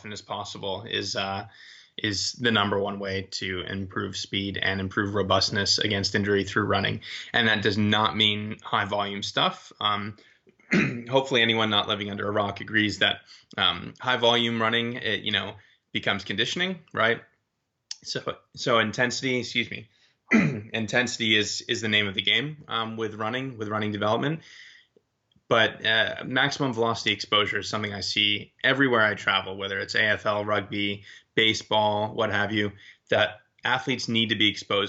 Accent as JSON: {"language": "English", "town": "Boston", "region": "Massachusetts", "country": "United States", "tie": "born or raised there", "also_born_or_lived": "Maryland / Amsterdam / Loughborough, United Kingdom", "moved": "as an adult", "said": "I was born in this area"}